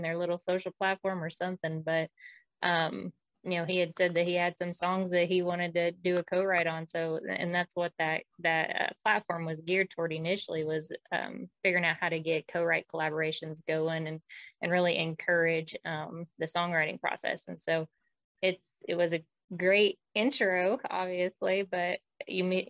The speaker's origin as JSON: {"language": "English", "region": "Oklahoma", "country": "United States", "said": "I'm from Oklahoma"}